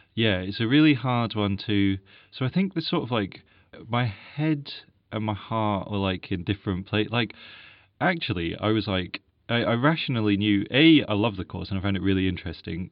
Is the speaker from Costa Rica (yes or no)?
no; Edinburgh, Scotland, United Kingdom; I'm from Edinburgh